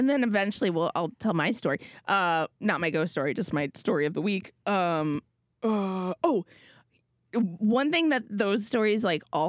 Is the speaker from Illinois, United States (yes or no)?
no; Minnesota, United States; moved away as an adult; also born or lived in New York City; I'm from Minnesota